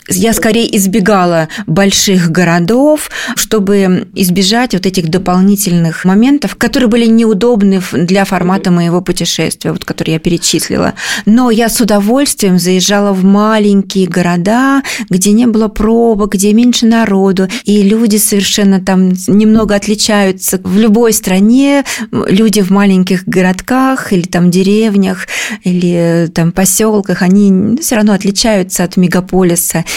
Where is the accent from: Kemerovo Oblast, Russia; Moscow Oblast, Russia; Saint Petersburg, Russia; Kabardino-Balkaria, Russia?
Kemerovo Oblast, Russia; moved away as an adult; now in Moscow, Russia; я родом из Кемеровской области. Мы переехали в Москву в 2006 году